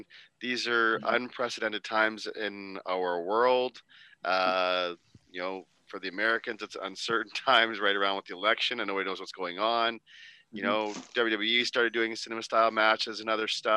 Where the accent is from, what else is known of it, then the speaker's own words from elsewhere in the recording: Canada; We're Canadian.